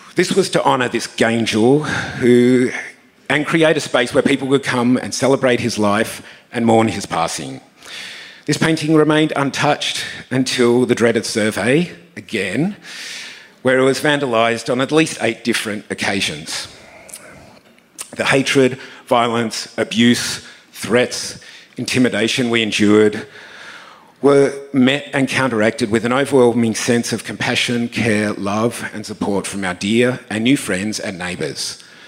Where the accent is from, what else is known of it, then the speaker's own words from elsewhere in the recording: Tasmania, Australia; now in Sydney, Australia; Growing up in Tasmania